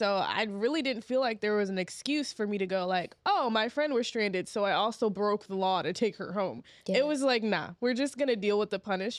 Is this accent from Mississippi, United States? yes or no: yes; Kilmichael, Mississippi, United States; Kilmichael, Mississippi.